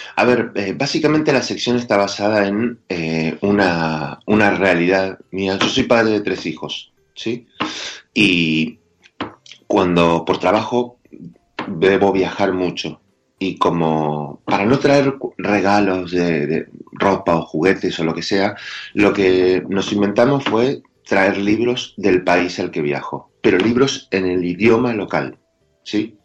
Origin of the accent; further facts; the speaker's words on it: Argentina; accent: Argentine; Los argentinos descendemos de los barcos